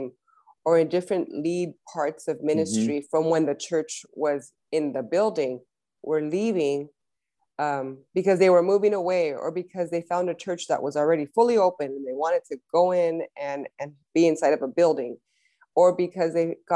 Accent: Los Angeles, California, United States; both of us, born and raised in LA.

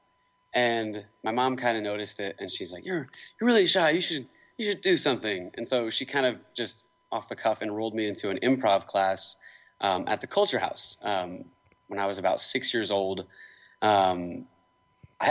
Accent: Kansas City, Missouri, United States; Kansas City's always been my home

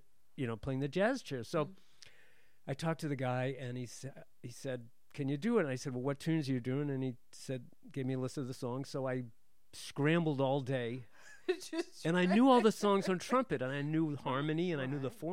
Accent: Brockton, Massachusetts, United States; I grew up in Brockton, Massachusetts.

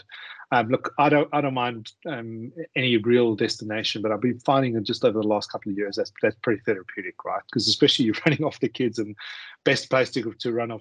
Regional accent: Johannesburg, Gauteng, South Africa; moved away as an adult; also born or lived in Singapore / Malaysia; now in Australia; Originally from Johannesburg in South Africa

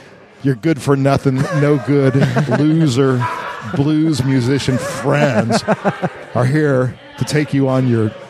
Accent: Texas, United States; growing up in Texas

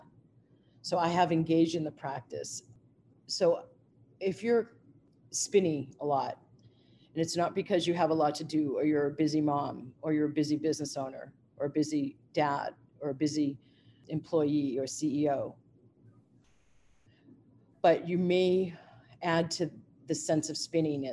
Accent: United States; also born or lived in Asia; as an American

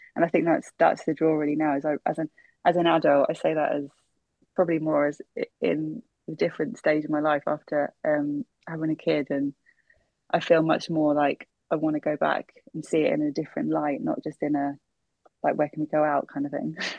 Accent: London, United Kingdom; I was born in Brent, so I was born in central Middlesex in 87

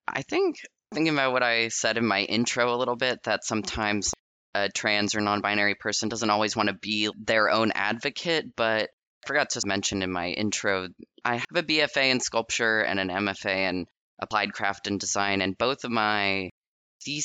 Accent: North Carolina, United States; I was raised, I'm from North Carolina. I was not born there, but raised there

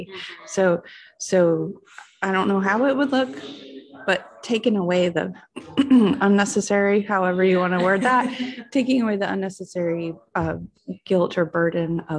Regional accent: Chapin, South Carolina, United States; also born or lived in Lexington; Hey, everybody. I'm, I'm … I am from Chapin and Lexington at the same time.

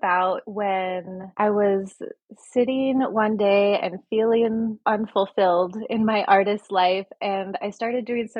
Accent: Midwest, United States; also born or lived in Chicago / Illinois / Nebraska / Delaware; So I was born in Chicago and I grew up in the Midwest. I grew up in Illinois, Nebraska, jumped over to Delaware for a little bit, and then came back and I was in Wisconsin and spent a long time in Minnesota.

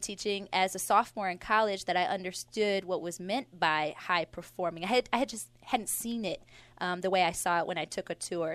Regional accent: Milwaukee, Wisconsin, United States; I grew up in Milwaukee. Um, it's, it's where I was raised in the five three two oh six zip code

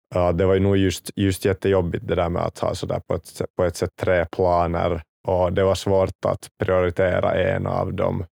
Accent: Kauniainen, Uusimaa, Finland; jag kommer från, från Grankulla

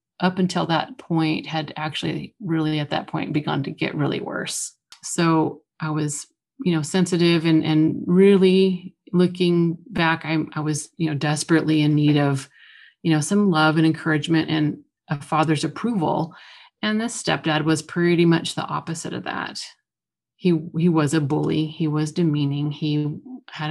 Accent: Oregon, United States; I grew up in Oregon, moved around quite a lot. We spent most of our time between the coast and the Willamette Valley

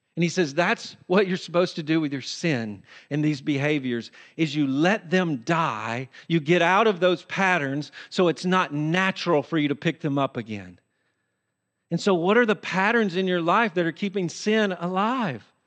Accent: Tennessee, United States; I used to do this growing up in Tennessee.

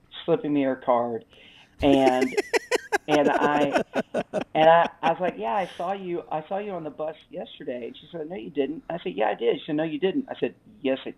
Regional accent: Alabama, United States; moved away as an adult; also born or lived in Los Angeles / Birmingham, Alabama; We have three kids and we're from Alabama, but we lived for the last 20 years in Los Angeles.

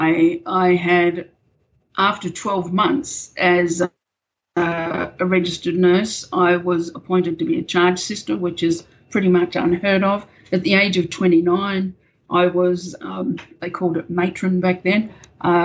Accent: Camden, New South Wales, Australia; moved away as an adult; also born or lived in New Zealand; I grew up in a little country town in New South Wales called Camden

